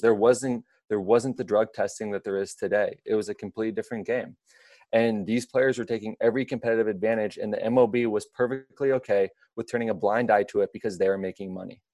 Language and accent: English; Midwest, United States; growing up in the Midwest